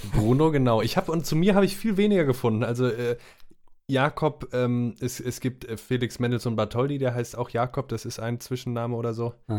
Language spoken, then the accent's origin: German; Rhineland, Germany; now in Cologne, Germany; Wir sind äh, äh gebürtige Rheinländer, beide